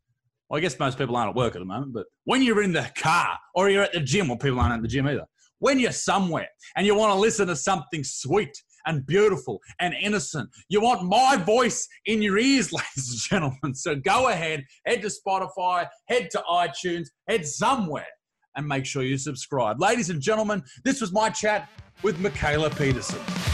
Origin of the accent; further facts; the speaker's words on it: Australia; also born or lived in Newcastle, Australia; I grew up here in Australia, and I'm in a town called Newcastle